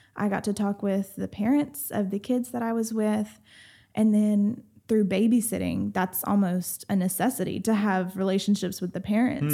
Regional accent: Rusk, Texas, United States; so I grew up, basically, my whole childhood was basically in, um, Rusk, Texas

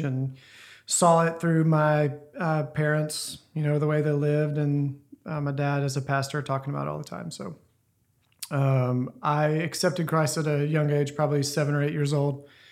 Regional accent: Ruston, Louisiana, United States; moved away; I grew up in Louisiana, Ruston area, in a really small town.

